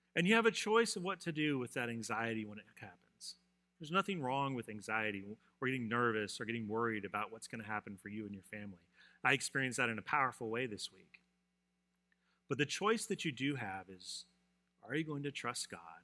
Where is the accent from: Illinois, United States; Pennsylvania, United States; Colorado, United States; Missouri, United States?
Colorado, United States; moved away; I grew up in Colorado, and we had blizzards